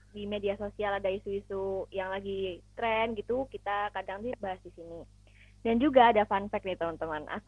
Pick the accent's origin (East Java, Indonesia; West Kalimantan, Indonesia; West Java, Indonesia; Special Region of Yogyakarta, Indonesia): East Java, Indonesia; Surabaya; Dan aku juga berasal dari kota Surabaya